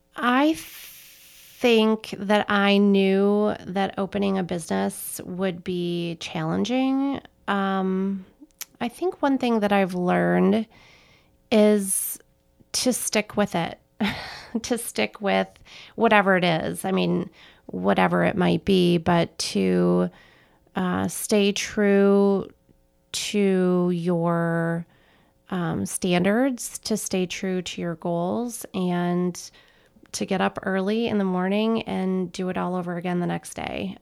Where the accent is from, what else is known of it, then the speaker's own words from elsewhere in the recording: Petoskey, Michigan, United States; moved away as an adult; also born or lived in Colorado; now in Chicago, United States; I am originally from northern Michigan, a small town called Petoskey that it's on, uh, sits on Little Traverse Bay